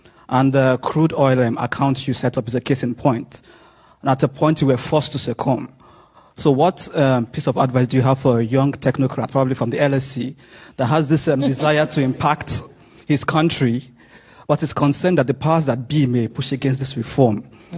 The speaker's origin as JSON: {"language": "English", "country": "Nigeria", "moved": "yes", "lives_now": "London, United Kingdom", "said": "I'm a Nigerian."}